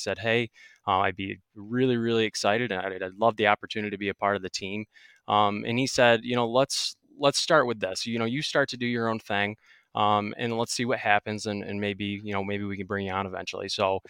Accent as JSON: {"language": "English", "region": "New York", "country": "United States", "tie": "born or raised there", "said": "Yeah, so I grew up here in Central New York. I was lucky enough to have a family farm that I could experiment on."}